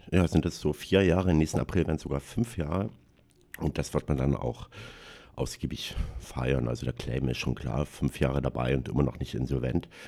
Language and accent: German; Halle, Saxony-Anhalt, Germany; okay, man, ich komme aus Halle, bin ich wieder zurück nach Halle